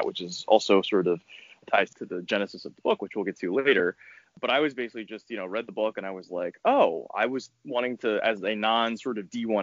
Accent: Tampa, Florida, United States; also born or lived in Orlando, Florida; I was growing up in Tampa, going to college in Orlando at UCF

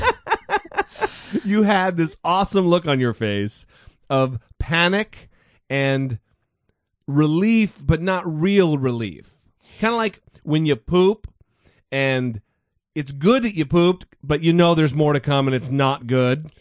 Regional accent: United States; I was born in America

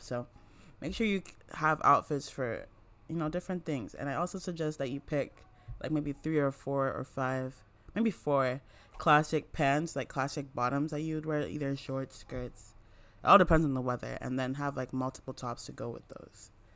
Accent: Nigeria; I'm from Nigeria

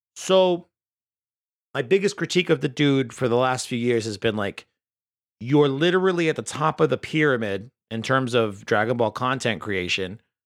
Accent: United States; as an American

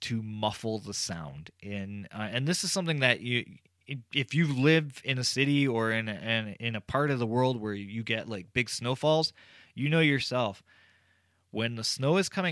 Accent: Canada; I'm Canadian

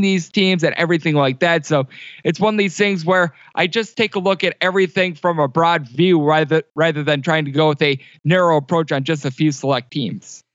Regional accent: Wisconsin, United States; now in Las Vegas, United States; I'm from Wisconsin.

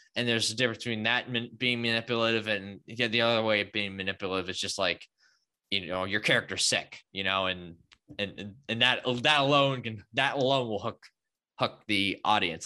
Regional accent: Boston, Massachusetts, United States; I'm actually from the Boston area

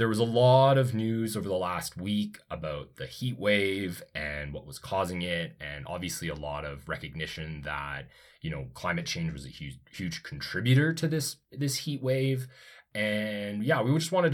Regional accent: Calgary, Alberta, Canada; also born or lived in Ontario; I grew up in Calgary. I obviously spent some years living in Ontario

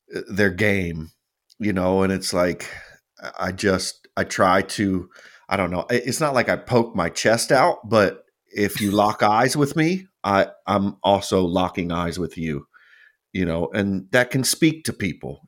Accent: United States; we're from America

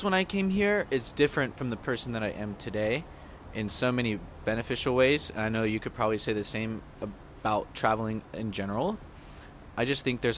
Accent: the South, United States; I'm from the South

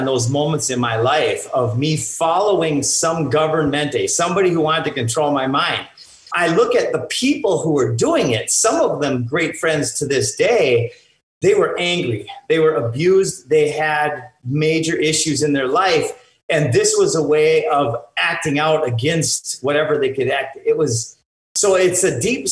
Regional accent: Minnesota, United States; I grew up in Minnesota

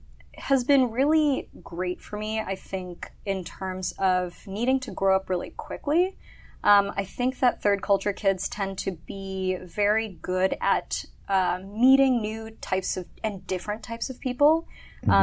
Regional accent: Tokyo, Japan; also born or lived in Hong Kong / Sydney / London / Milan; So growing up in Japan, so I grew up in Tokyo mostly. I was born in Hong Kong. Lived in Sydney for a couple years, in London, in Milan

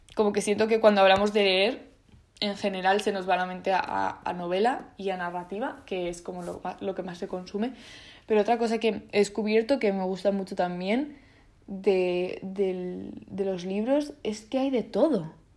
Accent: Spain; first language Italian and Spanish; me he criado en España

